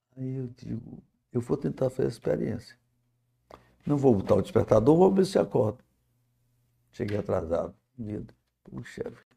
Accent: Pedro I street, Ceará, Brazil; also born or lived in Minas Gerais; eu nasci na Pedro

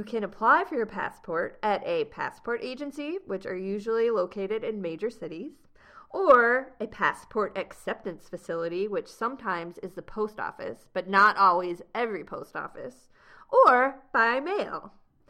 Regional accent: United States; I received my citizenship by being born here

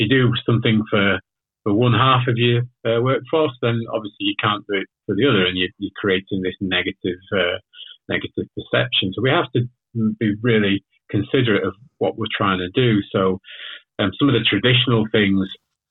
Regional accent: Leeds, Yorkshire and the Humber, United Kingdom; also born or lived in Manchester; I'm actually from the UK. So I'm from Leeds originally.

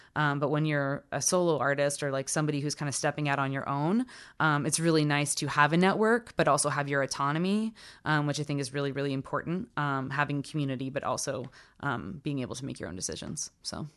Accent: South Carolina, United States; I'm from South Carolina

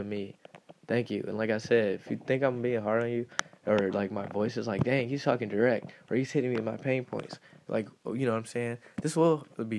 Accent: Detroit, Michigan, United States; moved away; I'm from Detroit

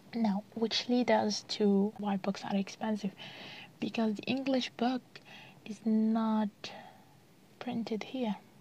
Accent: Algeria; here in the country, like uh, most of people uh, read in French

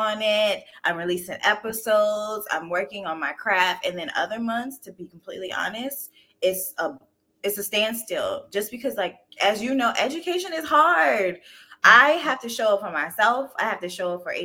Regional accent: Pawleys Island, South Carolina, United States; moved away as an adult; now in Washington, DC, United States; I'm originally from Pawleys Island, South Carolina

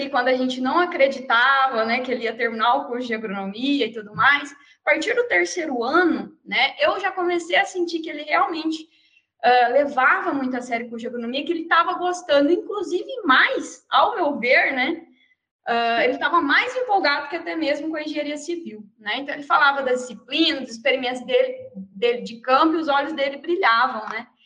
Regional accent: Mato Grosso do Sul, Brazil; moved away; also born or lived in Viçosa, Minas Gerais; Eu sou do Mato Grosso do Sul.

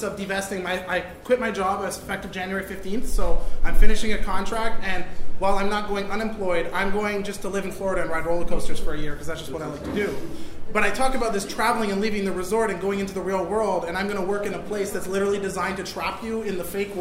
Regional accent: Vancouver, British Columbia, Canada; moved away as an adult; now in Montreal, Canada; I'm from Vancouver, and I've spent the last 6 years here in Montreal.

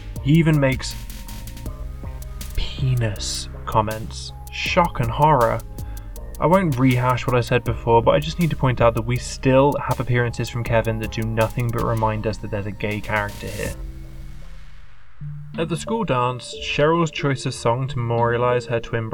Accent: United Kingdom; I am a British man in his late 20s.

